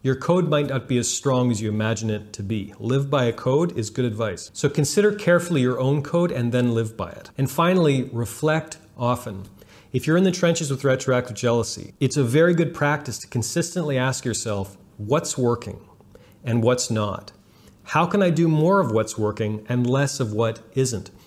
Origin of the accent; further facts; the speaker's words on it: Canada; I'm Canadian